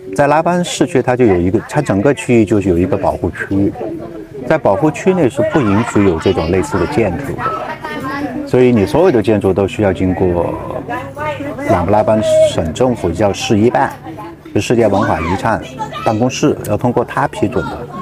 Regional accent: China; moved away as an adult; also born or lived in Canada; now in Luang Prabang, Laos; 我们中国人知道老挝的人不多

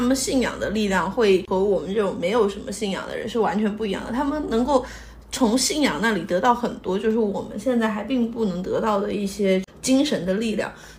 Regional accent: China; 你这个这跟中我们中国人拜财神爷的

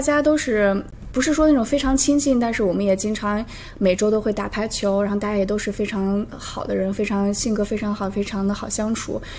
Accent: the Northwest, northwestern China, China; now in Toronto, Canada; 我来自大西北，在，现在在多伦多也待了有五年的时间了

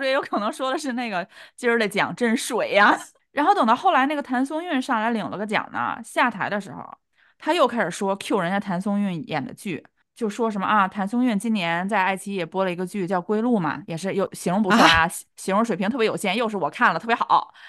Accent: China; 结果颁给了我们两个就是土生土长的大陆的艺人

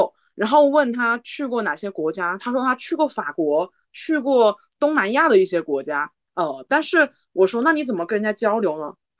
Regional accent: China; 我就用那种很你知道的，就是我仅有的一些单词去跟他说我是中国人

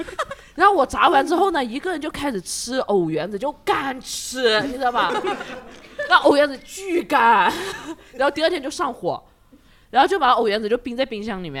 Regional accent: southern China, China; 我因为我而且我是南方人嘛，我们那边就是我就是从小就睡得很晚，我和我朋友也是。

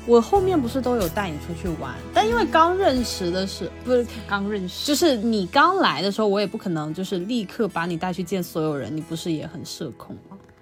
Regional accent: Guangdong, China; 我是广东的

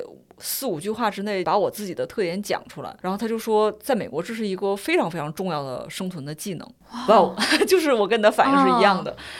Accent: China; 我作为一个中国人，我不了解英美的文坛

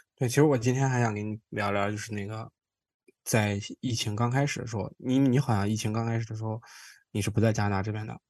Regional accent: China; now in Toronto, Canada; 我是中，是中国，亚洲人嘛，然后中国人

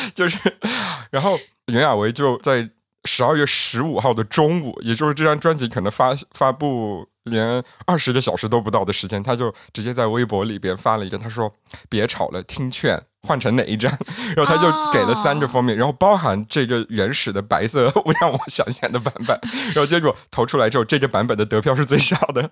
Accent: Yunnan, China; 我们云南人

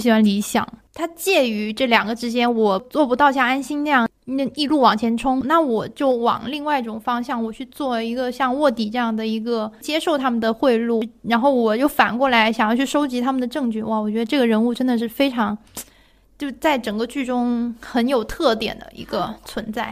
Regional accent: Guangdong, China; 我只代表我们广东，我们广东人是不吃饺子的

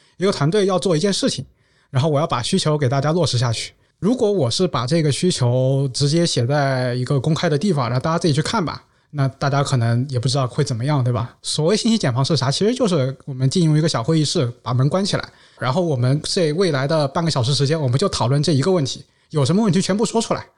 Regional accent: Guizhou, China; 我是贵州人，所以我对酱香的味道是非常非常有感情的

